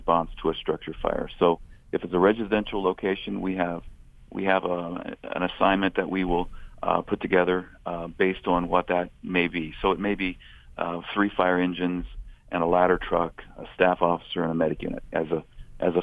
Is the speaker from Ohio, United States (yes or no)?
yes; Xenia, Ohio, United States; growing up in the Xenia and Greene County area